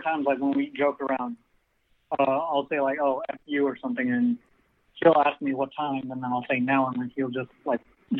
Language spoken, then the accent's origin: English; Bay Area, California, United States; I'm from the Bay Area.